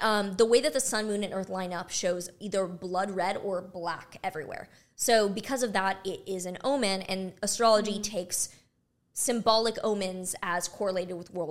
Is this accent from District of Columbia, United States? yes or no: no; Texas, United States; I'm from Texas.